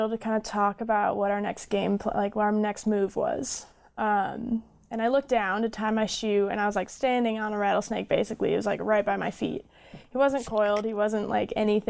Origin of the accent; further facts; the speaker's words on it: Bozeman, Montana, United States; also born or lived in Ohio; now in Livingston, United States; I was actually raised in Bozeman. I was born back east in Ohio, but I've lived in the Bozeman area since I was 11